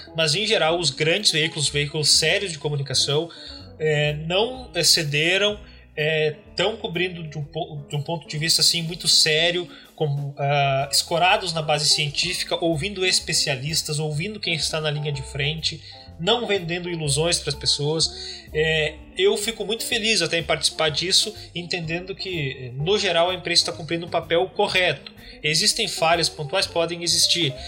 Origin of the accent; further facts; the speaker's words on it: Paim Filho, Rio Grande do Sul, Brazil; moved away as an adult; now in Porto Alegre, Brazil; eu sou natural aqui de, do Rio Grande do Sul, nasci e cresci numa cidade chamada Pai Filho, uma cidade muito pequena, fica no nordeste do estado